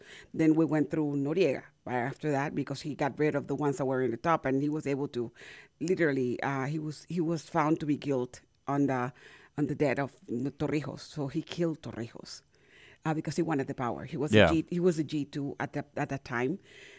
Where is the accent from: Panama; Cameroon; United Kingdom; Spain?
Panama; now in United States; I was born and raised in Panama.